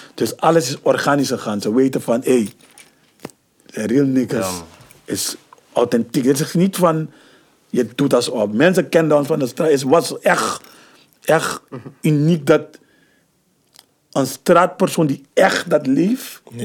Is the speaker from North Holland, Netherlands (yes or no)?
yes; Amsterdam, North Holland, Netherlands; ik ben van Hoptillen. Ik ben daar opgegroeid.